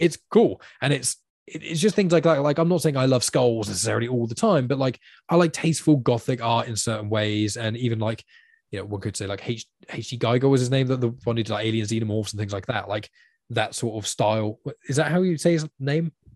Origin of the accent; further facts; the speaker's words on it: United Kingdom; you're a British person